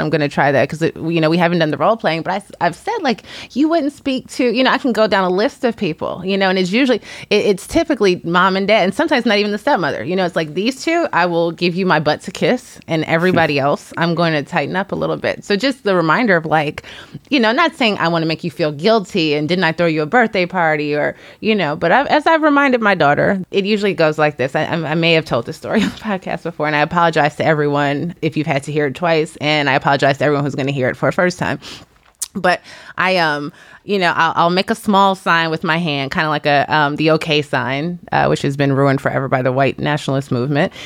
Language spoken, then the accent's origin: English; Chicago, Illinois, United States; moved away as an adult; also born or lived in Washington, D.C. / New York; now in Los Angeles, United States; I live in the greater Los Angeles area, and I grew up in Chicago.